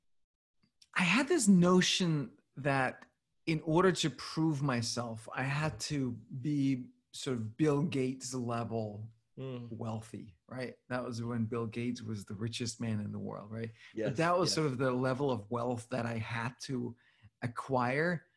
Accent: Copenhagen, Capital Region of Denmark, Denmark; moved away as an adult; also born or lived in New York City / San Francisco; I grew up in Copenhagen

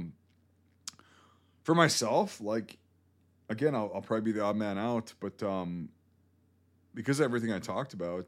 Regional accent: Baltimore, Maryland, United States; I'm from Baltimore.

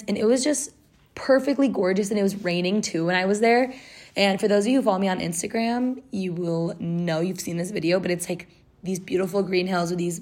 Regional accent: Southern California, United States; moved away as an adult; now in London, United Kingdom; I'm from Southern California and I live in like more inland in SoCal, and it's very deserty

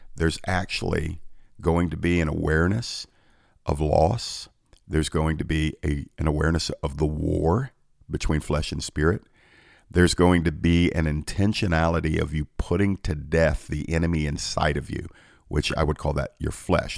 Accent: Georgia, United States; my home state of Georgia

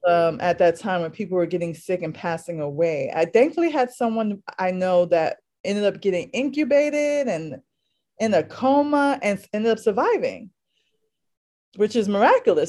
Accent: New York City, New York, United States; also born or lived in Harlem, New York City; I'm from New York City, specifically originally from the Lower East Side of Manhattan, and I currently live in Harlem.

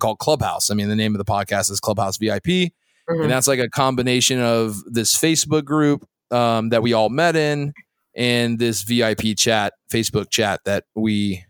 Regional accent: Florida, United States; also born or lived in Saudi Arabia; I'm from Florida

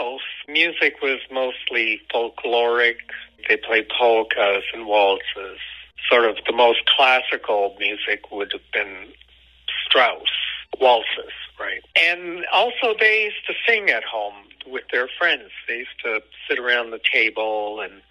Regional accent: Hamilton, Ontario, Canada; moved away as an adult; also born or lived in Italy / Toronto / London; now in Kingston, Canada; I was four when we came to Canada, and my parents and I, of course, settled in Hamilton. So Hamilton was my hometown

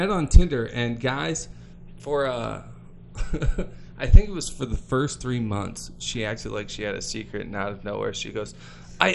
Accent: Detroit, Michigan, United States; one boy from South Detroit

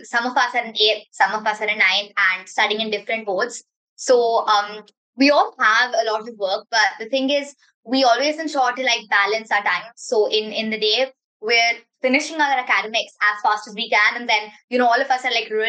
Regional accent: Mumbai, Maharashtra, India; I'm from Mumbai, India, and I'm a part of Team Metrics

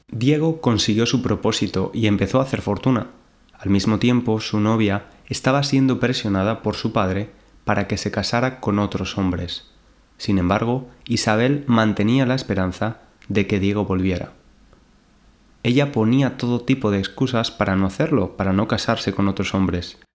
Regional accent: Valencia, Valencian Community, Spain; now in London, United Kingdom; desde Valencia, mi ciudad natal en España

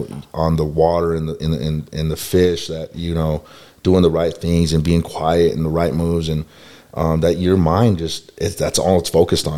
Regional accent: Denver, Colorado, United States; also born or lived in Johnstown, Colorado; I'm from Colorado in my early 20s

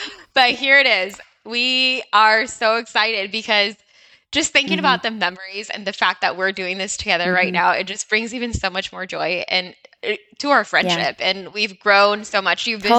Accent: Walla Walla, Washington, United States; moved away as an adult; I was not born in Walla Walla, but I spent most of my young years. I believe I moved to Walla Walla when I was 11. 2001.

